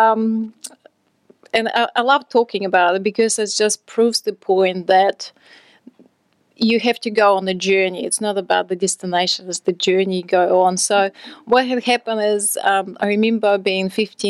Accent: Russia; moved away as an adult; I'm from Russia originally.

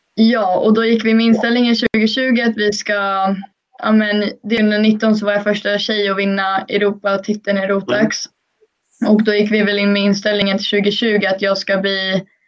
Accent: Sweden; hemma i Sverige

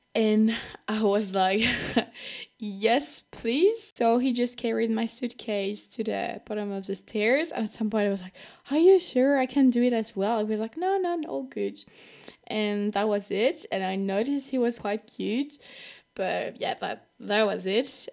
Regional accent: France; accent: French; English is a second language; If I have a French accent, that's totally normal because I'm from France

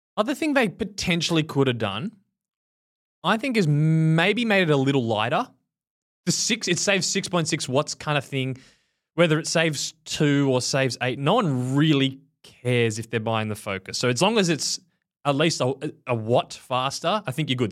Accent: Australia; moved away; As an Australian

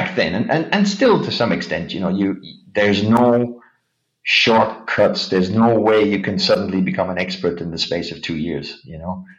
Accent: Ireland; moved away as an adult; also born or lived in United Kingdom / Japan; I went to uni in Ireland, actually, back in my home country

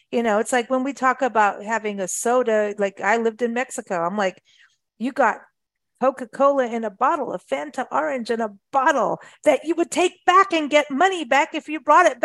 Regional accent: Kenya; also born or lived in South Africa; I, I grew up in Africa, luckily. Thank thanks to my mom, lived in Kenya, South Africa, lived in the bush.

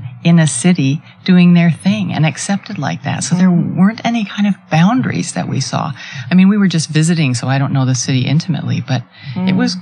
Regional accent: Rapid City, South Dakota, United States; I grew up in Rapid City, South Dakota

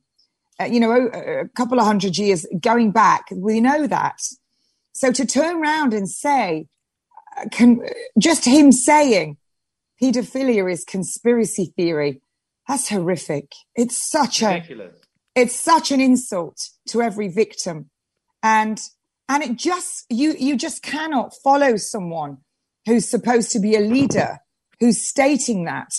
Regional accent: England, United Kingdom; I am an English rose. This is my country. England, my England

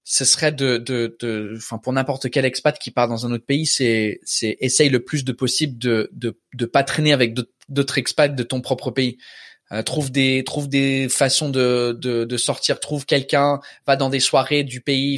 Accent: England, United Kingdom; French is a second language; moved away as an adult; also born or lived in Australia / Canada; now in Paris, France; je suis anglais ça fait dix ans que je suis en France

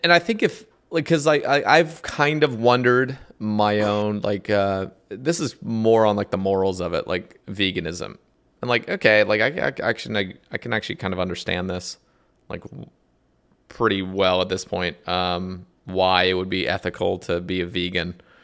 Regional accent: United States; as an American

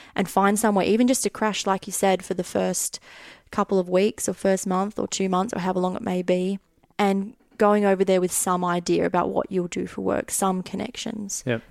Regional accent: Australia; moved away as an adult; now in United Kingdom; I'm Australian

